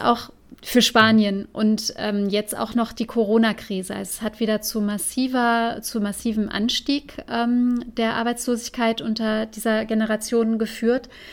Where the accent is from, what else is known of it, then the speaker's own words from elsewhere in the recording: Saarland, Germany; der Großregion bei uns im Saarland